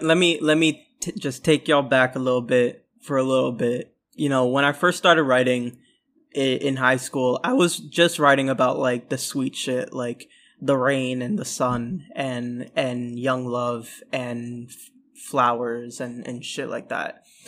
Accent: Orlando, Florida, United States; also born or lived in New York City; I'm from Florida. Um, so, yeah, I'm, I'm, uh, you know, to my knowledge, I'm the first Bengali man from Florida

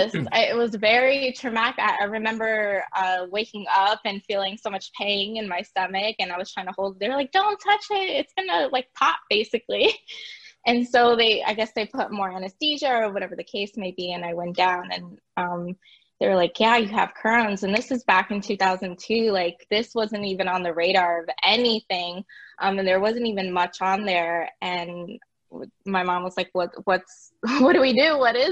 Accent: California, United States; born there; also born or lived in Puerto Rico; I was born in California. Me and my parents moved to Puerto Rico, in 2001, towards the end.

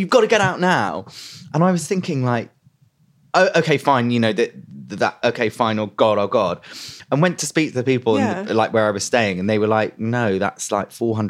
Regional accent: London, United Kingdom; So I grew up in London, and on the Edgware Road there's a massive Lebanese community.

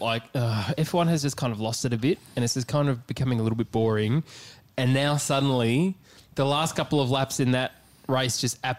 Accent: Australia; We are three Australian blokes based out of Melbourne.

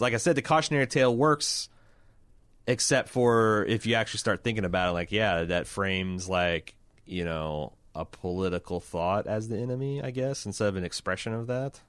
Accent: Texas, United States; As a Texan

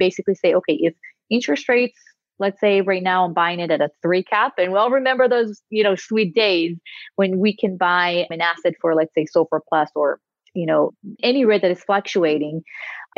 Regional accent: Israel; moved away as an adult; now in United States; I'm originally from Israel

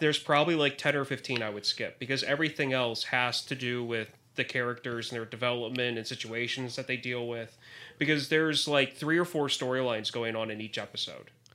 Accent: Bethlehem, Pennsylvania, United States; I am from Bethlehem, Pennsylvania

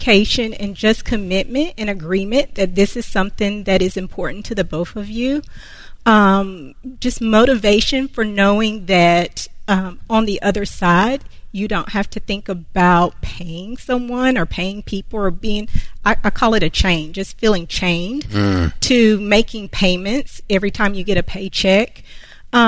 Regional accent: Concord, North Carolina, United States; I am from Concord, North Carolina

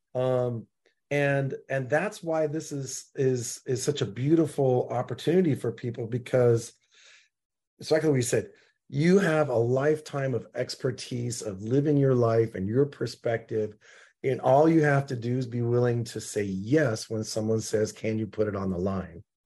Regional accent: Seattle, Washington, United States; I'm from Seattle

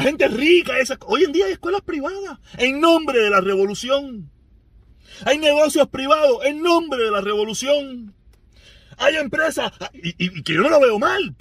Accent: Cuba; Los cubanos somos cubanos. Somos cubanos

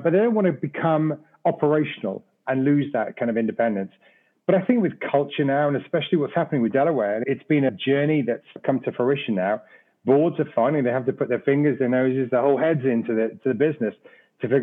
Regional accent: Wales, United Kingdom; moved away as an adult; also born or lived in London; now in United States; Originally from Wales, I'm a Welshman

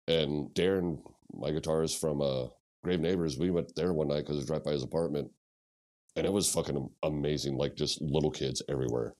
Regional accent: Ste. Genevieve, Missouri, United States; I grew up in Saint Gin.

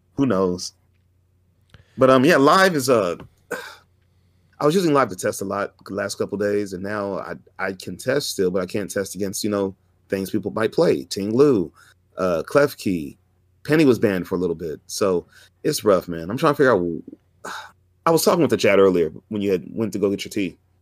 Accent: Fresno, California, United States; I'm from, I'm from Fresno. I live five minutes away from the venue.

